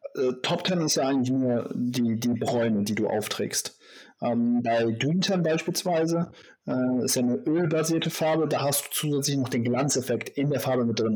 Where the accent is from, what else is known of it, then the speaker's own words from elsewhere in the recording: Germany; hier bei uns in Deutschland